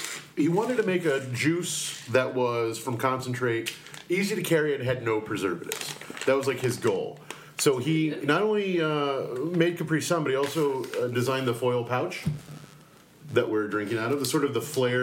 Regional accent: United States; accent: American; my accent is English. American.

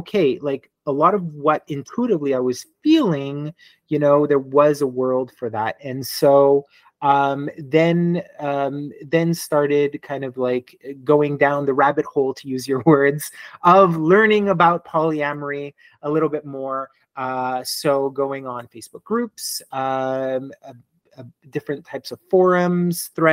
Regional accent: Montreal, Quebec, Canada; I am born and raised in Montreal, Quebec

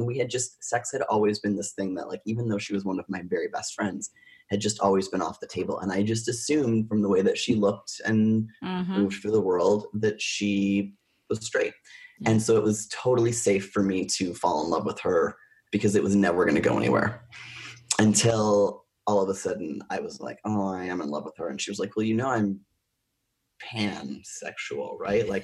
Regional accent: Oshawa, Ontario, Canada; I was born in Oshawa, Ontario

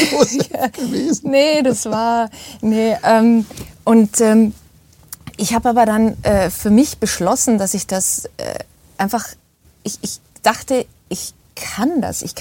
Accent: Seeshaupt, Bavaria, Germany; ja ich komme aus Seeshaupt. Äh

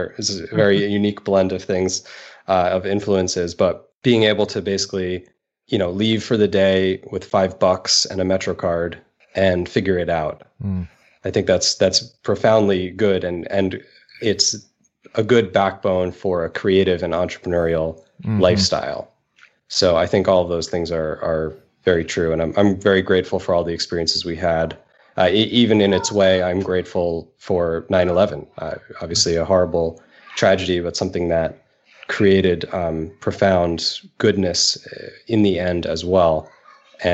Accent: New York City, New York, United States; Growing up in New York is amazing

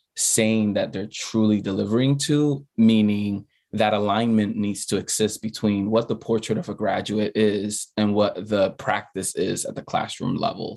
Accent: New York City, New York, United States; English is a second language; growing up as an undocumented student in the Bronx

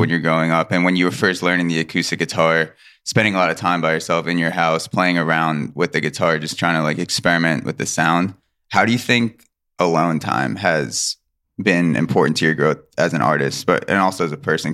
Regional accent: Long Island, New York, United States; I came from Long Island, very suburban, middle class, and I didn't grow up next to that dichotomy

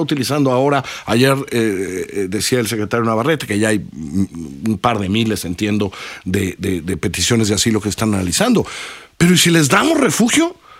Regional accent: Mexico; somos un país de tránsito

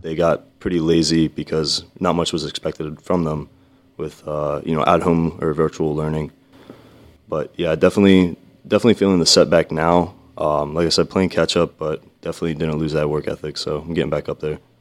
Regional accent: Vineland, New Jersey, United States; I'm from Vineland, New Jersey

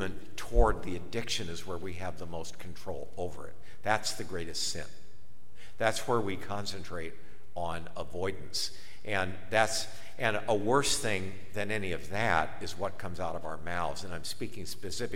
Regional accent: Akron, Ohio, United States; I'm from Akron

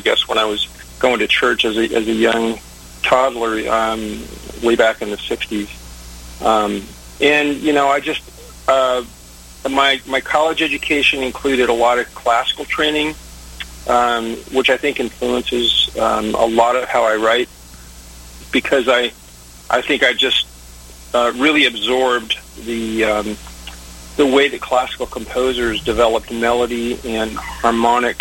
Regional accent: Northwest, United States; moved away as an adult; also born or lived in Los Angeles; I was originally from the Northwest

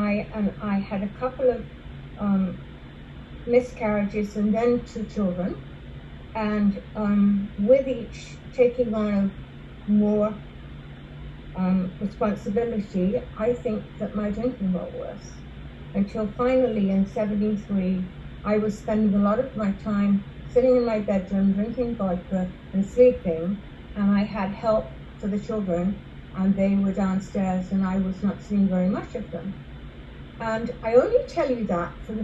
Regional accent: England, United Kingdom; moved away; also born or lived in London; I grew up in England

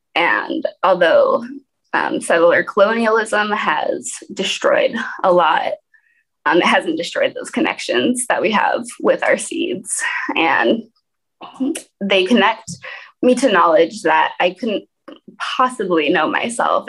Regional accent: Portland, Oregon, United States; also born or lived in Alaska; now in Detroit, United States; brought up in Portland, Oregon, so an urban environment

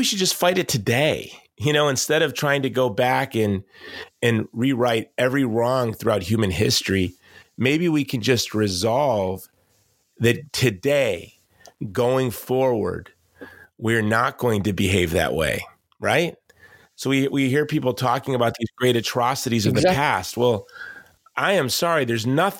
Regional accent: United States; growing up in the United States as in the 70s and 80s

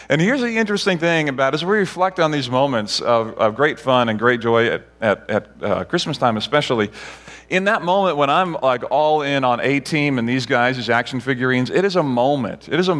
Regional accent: Barbados; So in Barbados, where I grew up, we had one TV channel that only played a few hours a day.

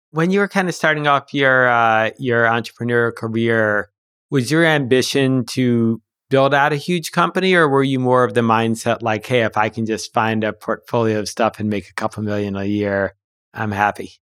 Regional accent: Huntington, New York, United States; I grew up in Huntington

